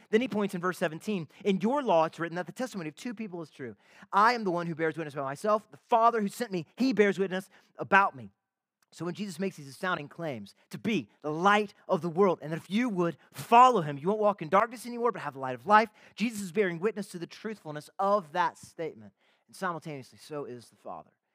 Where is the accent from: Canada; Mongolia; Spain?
Canada; I am a Canadian citizen, I am married, I have some kids.